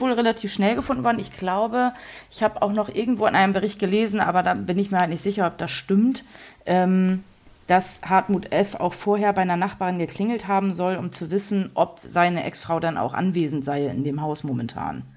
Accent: Dänischenhagen, Schleswig-Holstein, Germany; now in Kiel, Germany; dass ich meinen Großteil in den Schnagen verbracht habe, da war ich so bis 15 Jahre

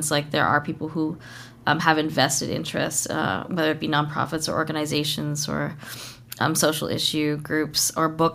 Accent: Kitimat, British Columbia, Canada; I was raised in Kitimat

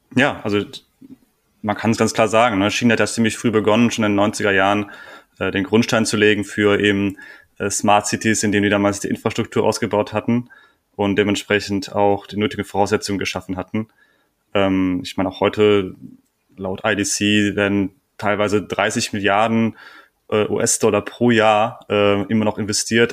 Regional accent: Germany; bei uns in Deutschland

